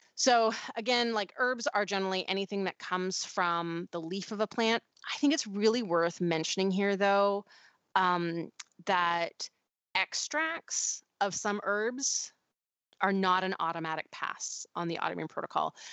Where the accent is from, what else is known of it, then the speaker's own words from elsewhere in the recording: Canada; now in United States; there's still some Canadianisms that come out